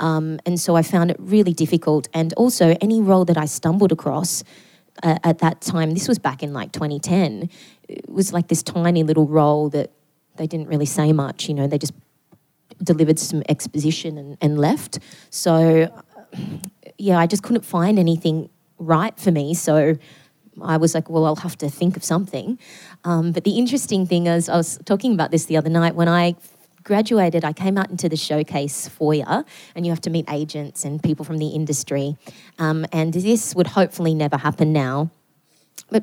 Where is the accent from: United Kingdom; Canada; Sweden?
United Kingdom; Newcastle, North East England; even though I grew up in Newcastle in a very working class family